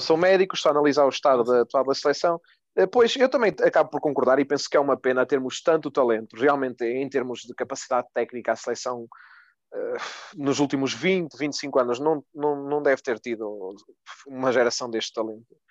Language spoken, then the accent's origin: Portuguese; Portugal; Como portugueses